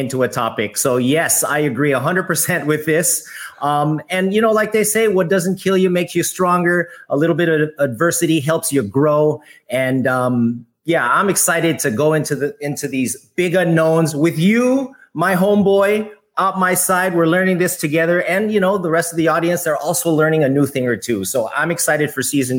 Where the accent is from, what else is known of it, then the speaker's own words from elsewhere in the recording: United States; moved away as an adult; now in Philippines; growing up in the States